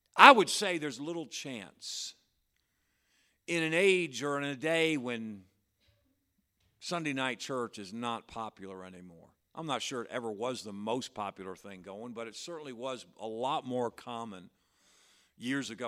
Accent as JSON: {"language": "English", "town": "Patterson", "region": "New York", "country": "United States", "tie": "born or raised there", "said": "that's the church where I grew up"}